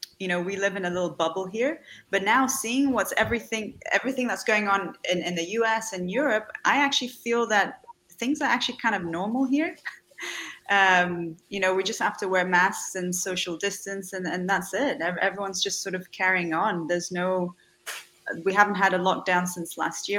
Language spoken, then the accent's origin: English; Dubai, United Arab Emirates; also born or lived in Salvador, Bahia, Brazil; was born in Salvador in Bahia in Brazil, which is in the Northeast. My mother's family is from there. I lived there until I was about five, and then we moved to Dubai